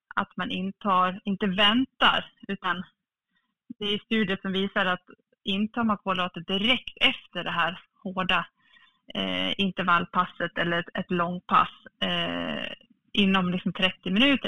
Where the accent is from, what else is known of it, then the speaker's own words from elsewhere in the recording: Falun, Dalarna County, Sweden; född och uppvuxen i Falun